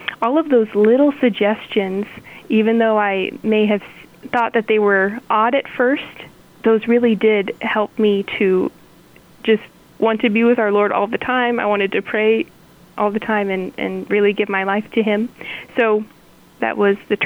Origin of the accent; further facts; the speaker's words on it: Salina Diocese, Kansas, United States; growing up in the Saline Diocese